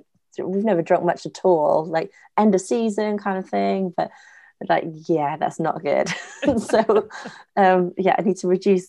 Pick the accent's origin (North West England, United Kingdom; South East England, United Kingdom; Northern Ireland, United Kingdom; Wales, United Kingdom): Wales, United Kingdom; also born or lived in Scotland / Germany; I've only ever grown up in Wales